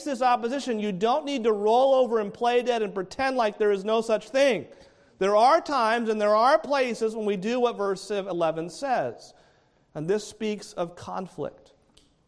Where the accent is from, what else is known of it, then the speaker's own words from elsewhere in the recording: New England, United States; now in Palm Bay, United States; grew up in New England.